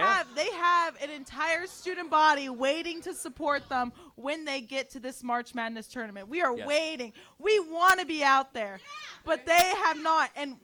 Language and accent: English; Kansas City, United States; I'm from Kansas City.